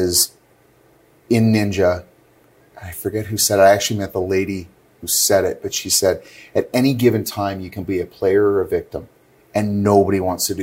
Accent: Northern Alberta, Canada; now in Calgary, Canada; I grew up in Northern Alberta

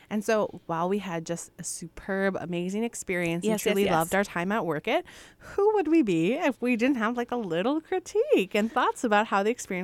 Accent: Midwest, United States; little old Midwestern gals here.

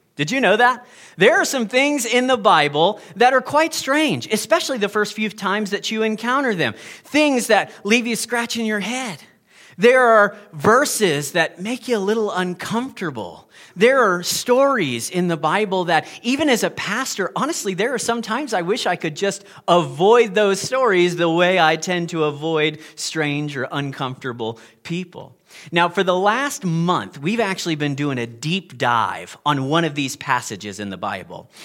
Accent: United States; moved away; I'm American

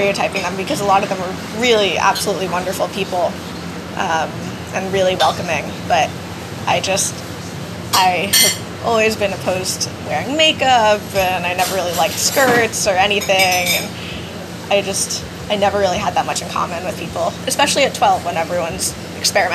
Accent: New York City, New York, United States; I'm from New York City

